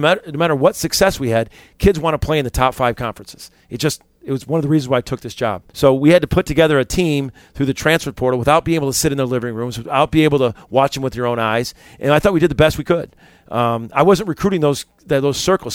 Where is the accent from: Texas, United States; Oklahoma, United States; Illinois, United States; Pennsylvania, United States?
Illinois, United States; Chicago; moved away; also born or lived in Little Rock, Arkansas; I'm from Chicago because I'm from Chicago.